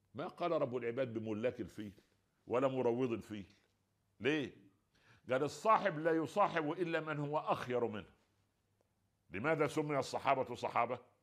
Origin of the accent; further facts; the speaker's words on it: Egypt; عندنا في مصر